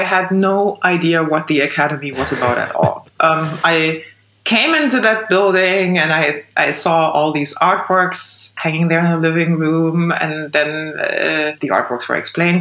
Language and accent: English; East Germany, Germany; I was born in East Germany and grew up in the East